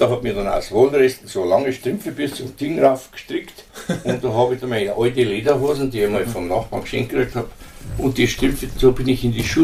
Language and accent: German; Munich, Bavaria, Germany; 32 bin ich geboren in Thalkirchen